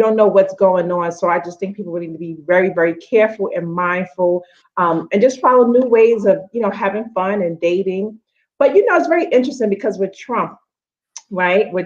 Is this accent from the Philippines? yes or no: no; New York, United States; now in Atlanta, United States; I'm originally from New York